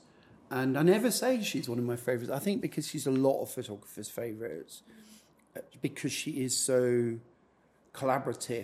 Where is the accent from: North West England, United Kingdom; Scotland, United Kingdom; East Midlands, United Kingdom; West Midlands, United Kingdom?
Scotland, United Kingdom; I'm from Scotland.